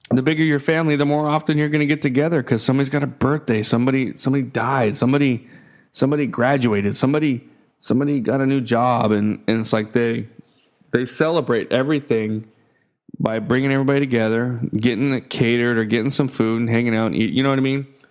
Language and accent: English; United States; moved away as an adult; now in Philippines; growing up in the States, you know? Being born, you know, being an American